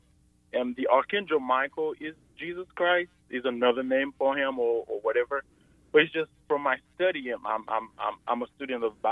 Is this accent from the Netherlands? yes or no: no; Haiti; I'm from Haiti, and I think in Haiti we worship